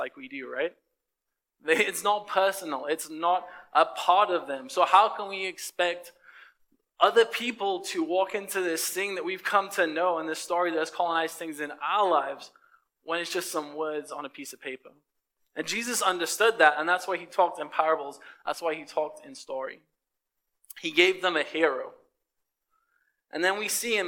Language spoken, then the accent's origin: English; England, United Kingdom; moved away as an adult; I came from England.